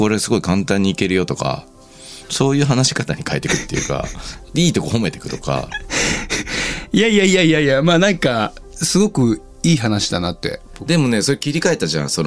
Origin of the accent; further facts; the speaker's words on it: Yamanashi, Japan; ねでも山梨県出身だからね山に行くのは仕方がないです